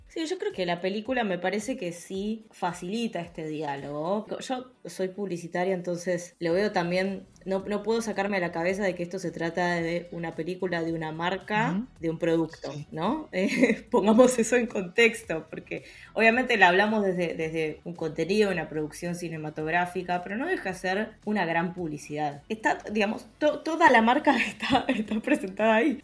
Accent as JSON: {"language": "Spanish", "country": "Argentina"}